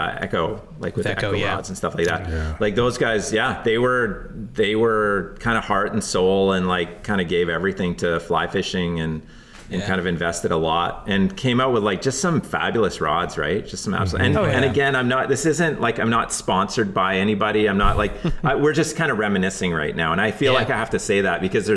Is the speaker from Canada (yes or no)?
yes; the Kootenays, British Columbia, Canada; now in Vancouver Island, Canada; I grew up in the Kootenays, so in the Rockies, like kind of southeast British Columbia